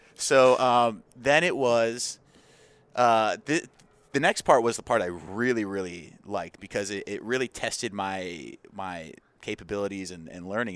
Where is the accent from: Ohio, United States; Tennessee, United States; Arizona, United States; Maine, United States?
Arizona, United States; born and raised in Arizona